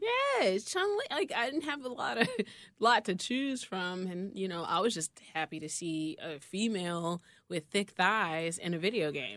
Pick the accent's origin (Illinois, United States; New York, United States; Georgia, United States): Illinois, United States; Chicago; I grew up between Inglewood and, uh, Brainerd